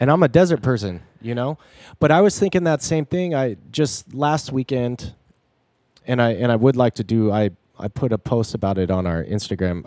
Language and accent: English; near Joshua Tree, California, United States; my hometown, which is next to Joshua Tree